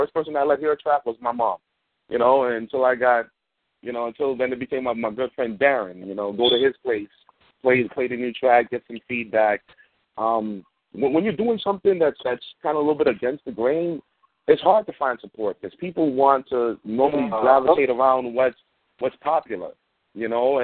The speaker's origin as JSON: {"language": "English", "town": "New York City", "region": "New York", "country": "United States", "tie": "born or raised there", "said": "being a black kid growing up in Bed-Stuy in the 80s"}